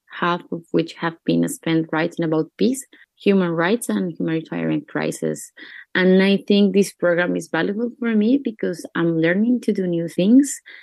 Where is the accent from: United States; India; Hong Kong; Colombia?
Colombia; I'm from Colombia